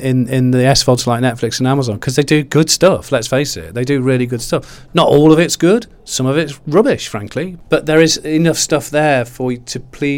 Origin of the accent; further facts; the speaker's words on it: Derby, East Midlands, United Kingdom; moved away as an adult; also born or lived in Manchester; Derby County Football Club, which is my hometown